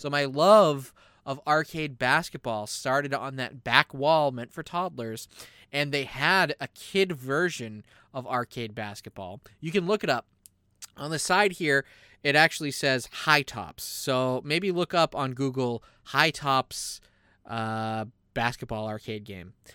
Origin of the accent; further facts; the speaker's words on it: United States; we're American.